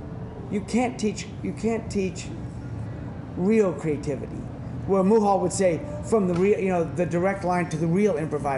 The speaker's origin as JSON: {"language": "English", "town": "Fresno", "region": "California", "country": "United States", "tie": "born or raised there", "moved": "yes", "lives_now": "San Francisco Bay Area, United States", "said": "I grew up in Fresno in the Central Valley."}